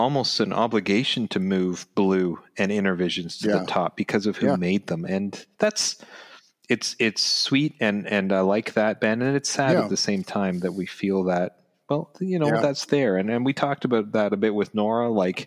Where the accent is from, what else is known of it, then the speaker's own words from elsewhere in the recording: Canada; we're Canadian